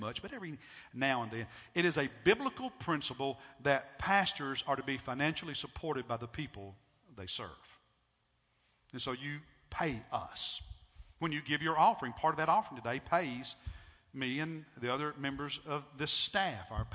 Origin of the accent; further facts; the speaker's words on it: United States; as an American